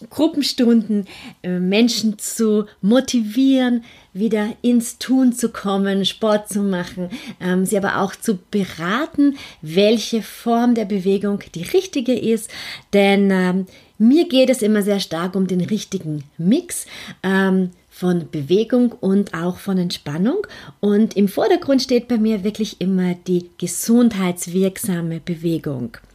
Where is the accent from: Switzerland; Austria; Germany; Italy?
Austria; Vienna; vielleicht hörst du das auch ein bisschen an meinem Akzent. Ich bin Österreicherin, ich bin in Wien geboren, aufgewachsen und lebe in Wien